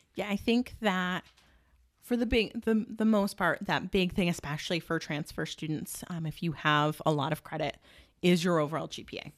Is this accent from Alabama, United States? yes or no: no; Watertown, New York, United States; I grew up in Watertown, um, single mom